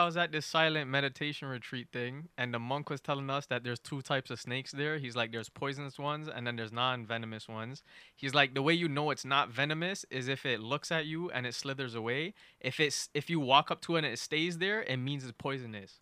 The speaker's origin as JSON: {"language": "English", "country": "Canada", "said": "I'm from Canada."}